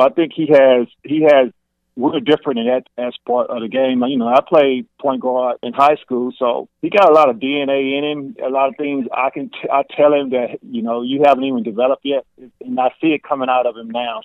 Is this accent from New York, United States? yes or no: no; Houston, Texas, United States; I'm from Fairway, Yates Brown